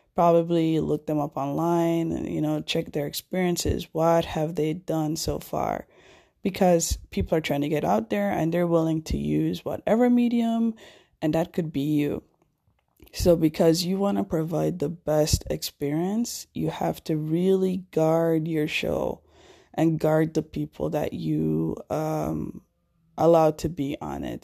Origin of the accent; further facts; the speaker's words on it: Jamaica; my hometown, Jamaica